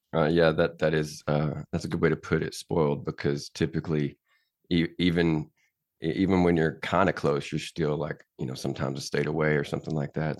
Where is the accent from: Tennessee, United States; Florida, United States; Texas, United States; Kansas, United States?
Tennessee, United States; moved away as an adult; born and raised here